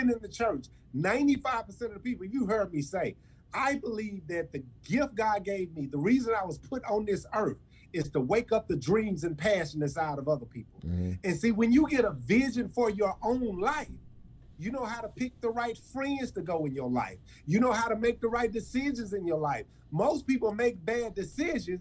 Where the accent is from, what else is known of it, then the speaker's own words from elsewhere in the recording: Memphis, Tennessee, United States; I grew up in South Memphis in the Bell's Apartments